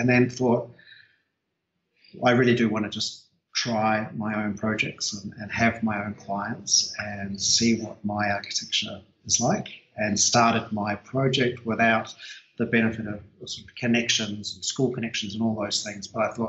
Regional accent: New Zealand; moved away as an adult; also born or lived in New York, United States; now in Australia; I'm actually originally from New Zealand and practiced there for a couple of years before coming over to Australia

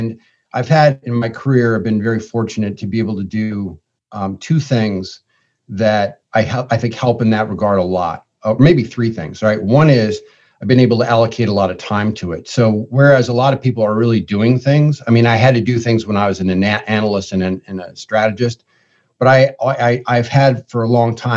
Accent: Ithaca, New York, United States; I grew up in Ithaca, New York, Central New York

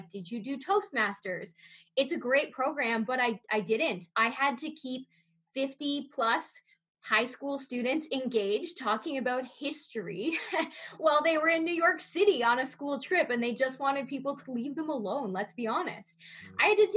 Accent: Niagara Falls, Ontario, Canada; I grew up in Niagara Falls, and so that was in the heart of tourism's area

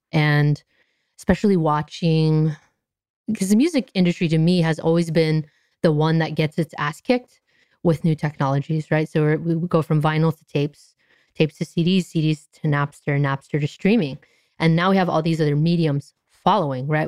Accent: Anaheim, California, United States; I grew up in Anaheim

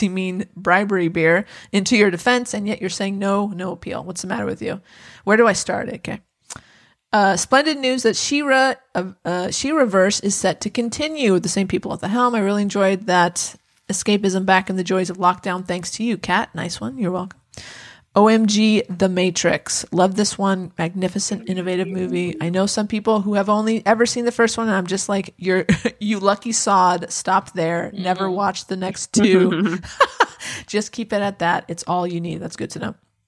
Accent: United Kingdom; I just assumed that was because I'm British and hearing impaired.

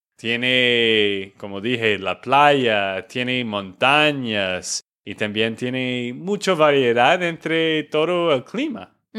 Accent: Texas, United States; de Texas, Estados Unidos

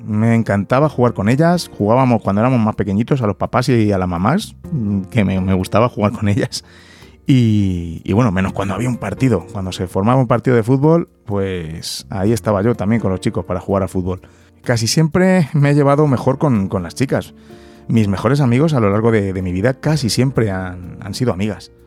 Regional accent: Madrid, Community of Madrid, Spain; also born or lived in London; soy de, Madrid, he nacido aquí en Madrid. La verdad es que en ese sentido tampoco he tenido mucho movimiento. Casi siempre he estado aquí viviendo

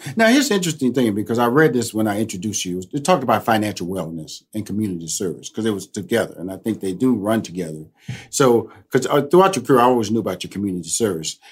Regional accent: Houston, Texas, United States; I'm originally from Houston, Texas

